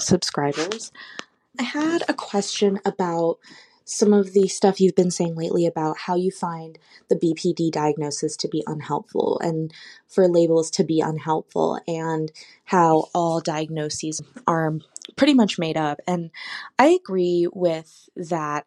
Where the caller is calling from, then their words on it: California, United States; I'm calling from California